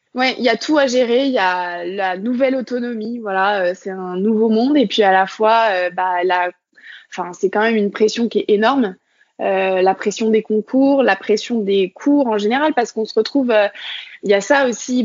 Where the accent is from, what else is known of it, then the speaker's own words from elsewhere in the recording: Côtes-d'Armor, Brittany, France; moved away as an adult; also born or lived in Nantes / Lyon; je suis née euh, dans les Côtes d'Armor et donc j'ai grandi en Bretagne bah, finalement jusqu'à mon bac